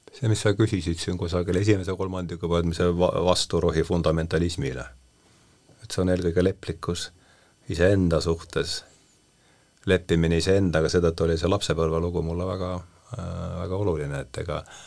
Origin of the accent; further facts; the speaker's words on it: Rakvere, Lääne-Viru County, Estonia; sõitsin bussiga Rakverre, ma olen sealt pärit